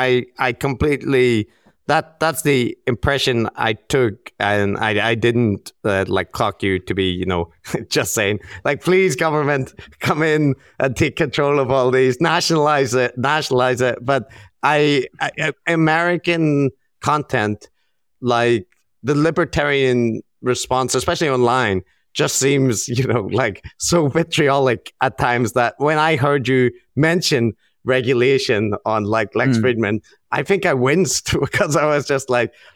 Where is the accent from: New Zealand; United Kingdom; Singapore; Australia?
United Kingdom; Northern Ireland; yeah, I grew up in Northern Ireland where we have the NHS.